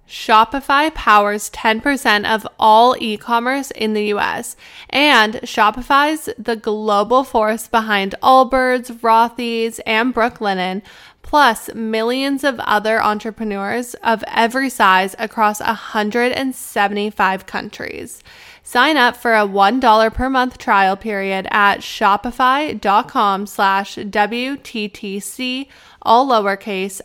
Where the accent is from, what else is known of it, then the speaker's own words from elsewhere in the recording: Canada; moved away; I'm Canadian